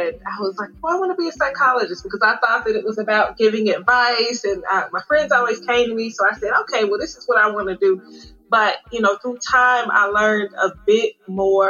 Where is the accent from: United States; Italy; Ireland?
United States; Cincinnati, Ohio; moved away as an adult; also born or lived in Dayton, Ohio / Chicago; now in Dallas-Fort Worth, United States; a proud Midwesterner, because I am originally from Cincinnati, Ohio